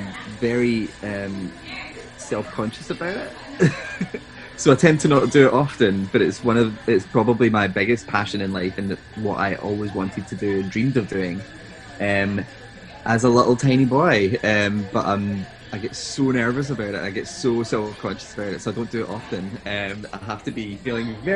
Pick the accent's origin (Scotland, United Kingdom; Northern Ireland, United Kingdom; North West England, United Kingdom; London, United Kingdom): Scotland, United Kingdom; East Kilbride; Usually seen in and around Glasgow, but I'm actually from East Kilbride, which is, for those who don't know Scotland very well, it's just a kind of little town just outside of Glasgow